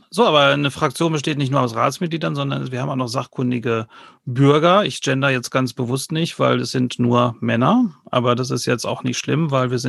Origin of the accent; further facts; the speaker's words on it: United Kingdom; now in Enger, Germany; Ich bin gebürtiger Brite und wohne jetzt seit zwei Jahren hier in Enger, Ortsteil Besenkamp.